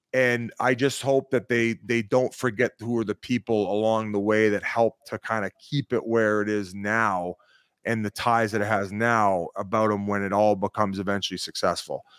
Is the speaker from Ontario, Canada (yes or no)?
yes; Welland, Ontario, Canada; I'm from Welland, Ontario